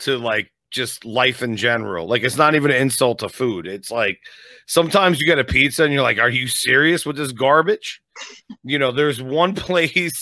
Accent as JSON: {"language": "English", "region": "New Jersey", "country": "United States", "moved": "as an adult", "lives_now": "Las Vegas, United States", "said": "I came from New Jersey. I'm 42. I've been living in, you know, New Jersey at this point before I moved out here"}